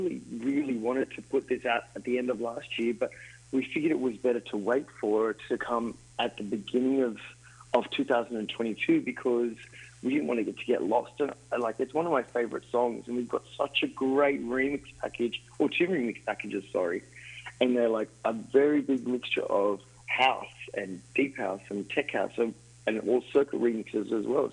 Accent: Sydney, New South Wales, Australia; now in Miami, United States; We're both from Australia. I'm from Sydney originally, but live in Miami

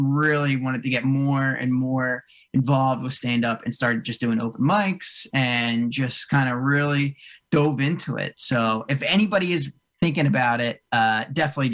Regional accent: Cherry Hill, New Jersey, United States; moved away as an adult; now in Morristown, United States; I grew up right outside of like Cherry Hill, way down south

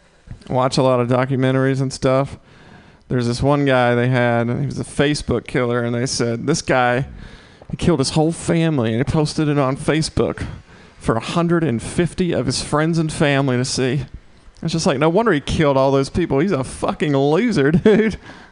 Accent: the South, United States; Yeah, so I'm from the South.

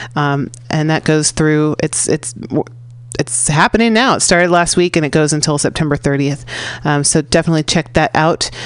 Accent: San Francisco, California, United States; I'm from San Francisco.

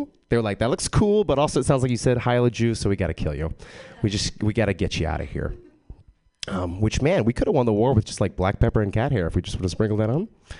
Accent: Texas, United States; I grew up in Texas. I was raised a Jehovah's Witness.

